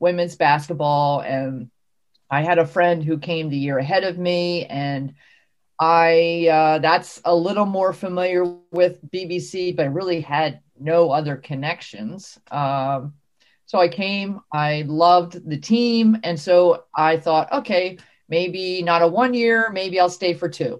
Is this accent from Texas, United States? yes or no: no; New Jersey, United States; I grew up in South Jersey. That's New Jersey down by Philadelphia